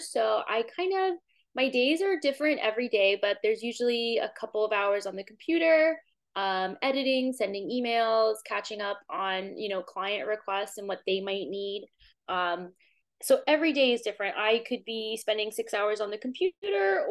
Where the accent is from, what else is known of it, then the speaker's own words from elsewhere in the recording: Corpus Christi, Texas, United States; now in Boston, United States; I grew up in South Texas, Corpus Christi, Texas.